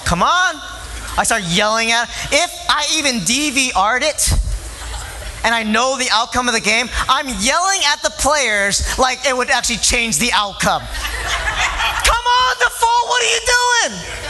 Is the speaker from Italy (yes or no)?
no; Philippines; I'm Filipino. And I show my love for things.